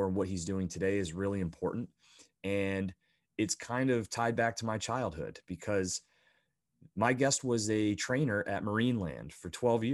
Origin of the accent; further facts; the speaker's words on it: Bradford, Pennsylvania, United States; I grew up in the Northeast, so a small little town called Bradford, Pennsylvania, that's just south of Buffalo